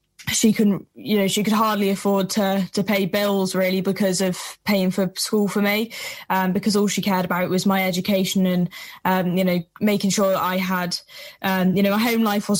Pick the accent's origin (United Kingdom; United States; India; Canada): United Kingdom; Shropshire, West Midlands; I'm from Shropshire in England. So it's, you know, small place, very rural